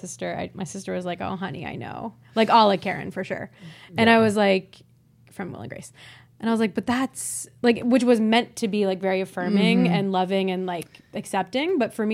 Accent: Columbus, Ohio, United States; I'm from Columbus, Ohio.

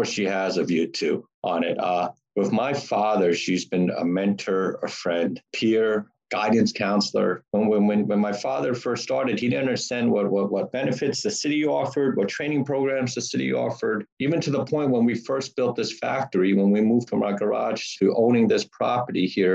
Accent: New York City, New York, United States; We grew up in Queens

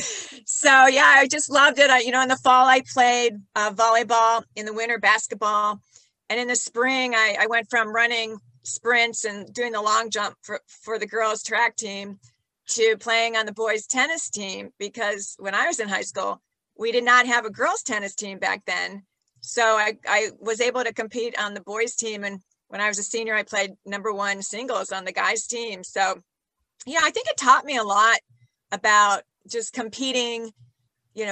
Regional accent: Brecksville, Ohio, United States; I grew up in Ohio. I'm a Midwestern girl, and it was a small town called Brecksville outside of Cleveland

